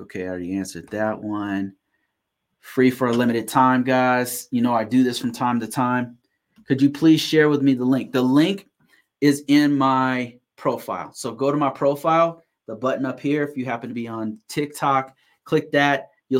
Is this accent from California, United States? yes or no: yes; Sacramento, California, United States; now in Colorado, United States; No, actually I'm originally from Sacramento, California. Right now I'm in Colorado. Been living here. This is a place I call home now.